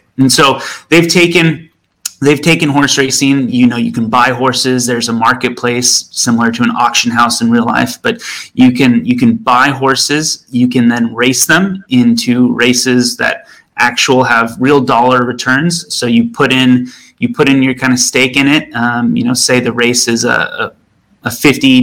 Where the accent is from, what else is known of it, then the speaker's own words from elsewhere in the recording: Southern California, United States; I grew up in Southern California next to two major horse racetracks